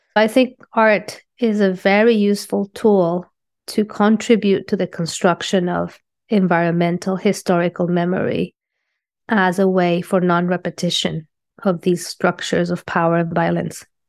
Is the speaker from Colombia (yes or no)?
yes; Colombia; moved away as an adult; also born or lived in London, United Kingdom / Puerto Rico / New York, United States; now in Los Angeles, United States; I was born in London in 1978 from Colombian parents. And uh, I moved back to Colombia when I was six years old. I went to art school in Colombia